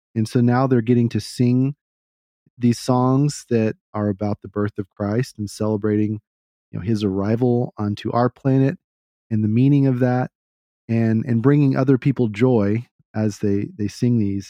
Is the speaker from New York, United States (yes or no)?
no; Texas, United States; being a Texan, I try to talk in a certain way